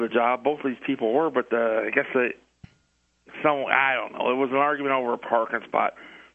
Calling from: Indianapolis, Indiana, United States; I'm calling from Indianapolis, Indiana.

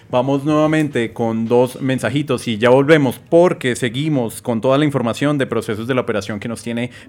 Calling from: Tenjo, Cundinamarca, Colombia; Hola amigos, les envío un saludo desde el bello municipio de Tenjo, Cundinamarca.

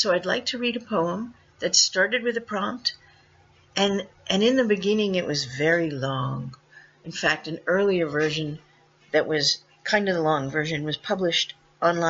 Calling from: Merrimack, Massachusetts, United States; I'm calling in from Massachusetts

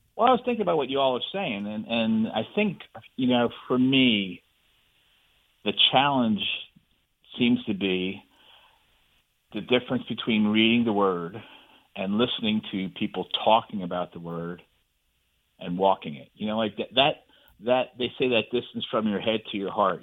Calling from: Ponte Vedra, Florida, United States; Calling from Ponte Vedra

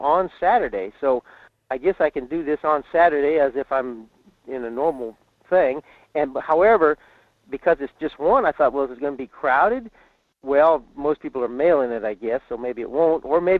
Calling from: Fairbanks, Alaska, United States; in Fairbanks.

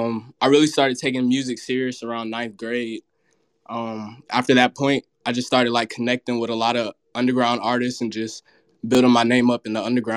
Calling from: Atlanta, Georgia, United States; Atlanta, Georgia.

